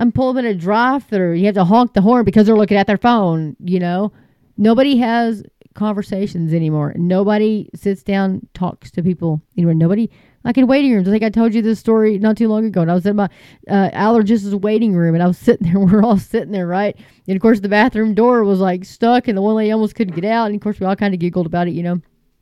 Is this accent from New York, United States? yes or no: no; Texas, United States